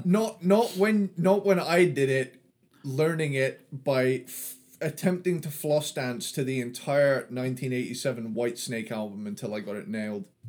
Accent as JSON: {"language": "English", "area": "Cornwall", "region": "South West England", "country": "United Kingdom", "said": "I'm from the southwest. I'm a I'm a Cornish boy"}